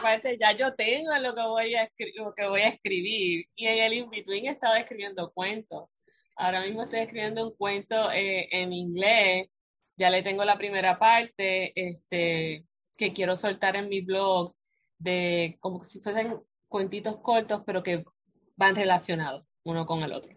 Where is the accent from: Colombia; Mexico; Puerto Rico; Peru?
Puerto Rico; aquí en, la isla archipiélago, somos archipiélago de Puerto Rico